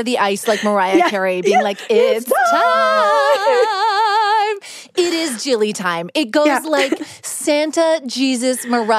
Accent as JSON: {"language": "English", "region": "Alberta", "country": "Canada", "tie": "born or raised there", "said": "I was born in Alberta as well"}